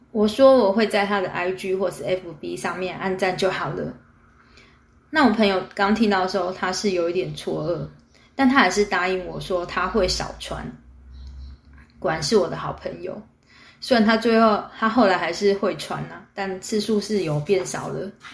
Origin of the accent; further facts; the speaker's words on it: Taipei, Taiwan; 位置就定在我从小长大的大稻城附近